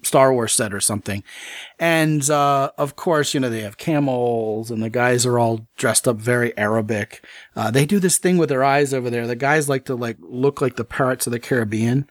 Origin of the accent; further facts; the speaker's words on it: United States; I was from America